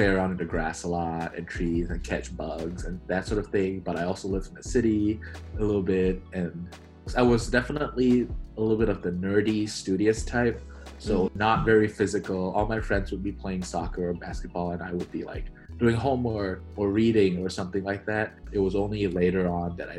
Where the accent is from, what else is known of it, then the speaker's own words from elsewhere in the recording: Malaysia; moved away as an adult; now in United States; I grew up in Malaysia, over in Southeast Asia. I'm third generation Malaysian Chinese